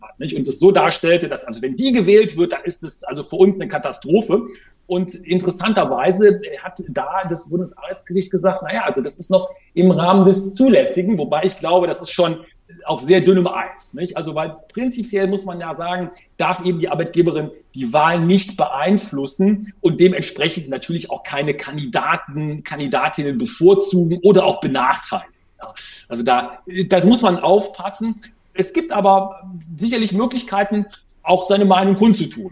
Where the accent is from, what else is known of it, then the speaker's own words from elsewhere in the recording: Germany; bei uns in Deutschland